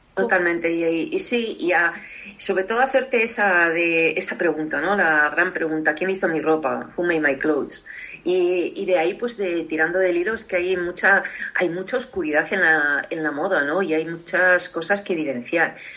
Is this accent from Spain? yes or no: yes; Spain; also born or lived in Paris, France